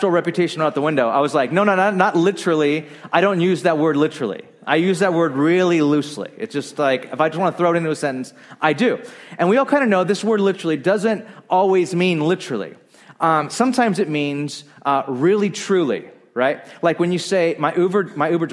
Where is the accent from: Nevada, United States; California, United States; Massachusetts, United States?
California, United States; Bakersfield; I grew up in Bakersfield, a very conservative, great town